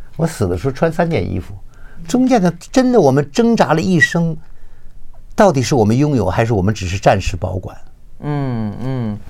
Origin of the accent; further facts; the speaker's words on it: Beijing, China; moved away; 吃的东西跟我小时候在北京吃的就很多相似的东西